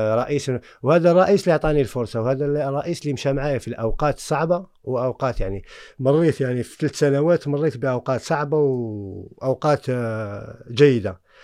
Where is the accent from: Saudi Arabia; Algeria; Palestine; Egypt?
Algeria; moved away as an adult; also born or lived in France; انا من الجزائر مولد الجزائر